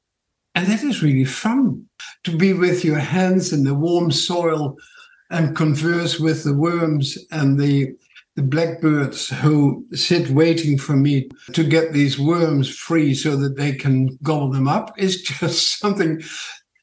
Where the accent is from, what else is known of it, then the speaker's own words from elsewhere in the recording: Netherlands; accent: Dutch; also born or lived in New Zealand; now in Tauranga, New Zealand; My funny accent is from Holland, and I've been here in New Zealand about 50 years now, or 48 years